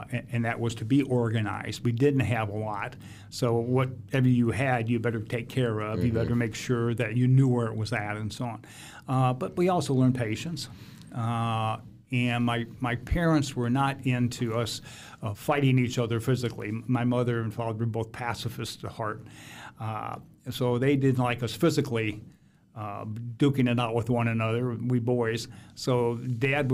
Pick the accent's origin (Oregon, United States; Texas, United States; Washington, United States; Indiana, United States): Indiana, United States; Fort Wayne; my formative years, 6 through 12, we actually lived in an old farmhouse out where Canterbury Green is